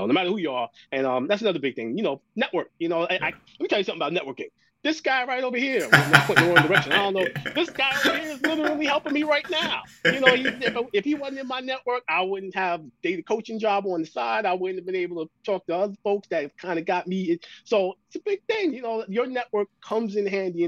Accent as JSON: {"language": "English", "region": "New York", "country": "United States", "said": "my parents, my sister, everybody, we're from New York"}